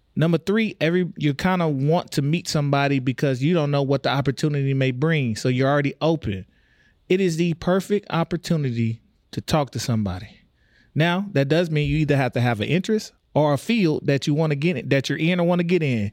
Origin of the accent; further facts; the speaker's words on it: Texas, United States; now in Omaha, United States; I'm from Texas